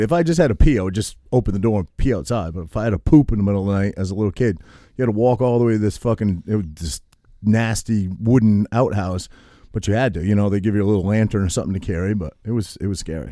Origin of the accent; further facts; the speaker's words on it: Maine, United States; I grew up in Maine